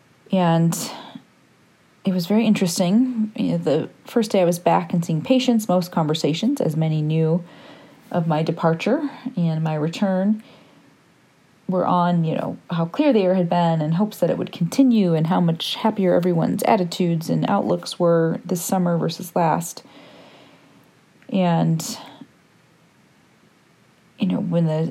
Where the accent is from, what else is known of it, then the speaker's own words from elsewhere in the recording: Michigan, United States; moved away as an adult; also born or lived in Ashland, Oregon; returned back to our home state of Michigan around this time last year, about a year and 12 days ago